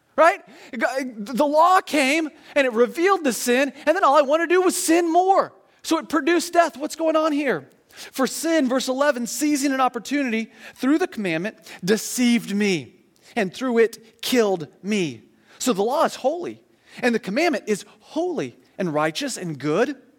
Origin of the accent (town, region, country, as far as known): United States